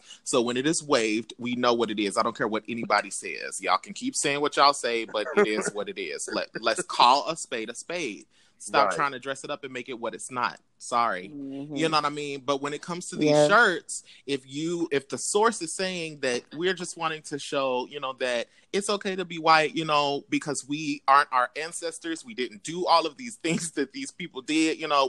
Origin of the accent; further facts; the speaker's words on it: Oklahoma, United States; Because I'm not from the South. I mean, because technically Oklahoma is Midwest or whatever.